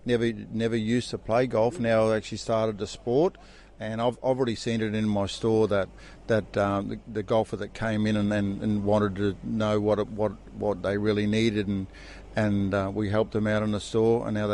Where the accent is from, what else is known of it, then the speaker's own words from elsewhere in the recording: Townsville, Queensland, Australia; my hometown, Townsville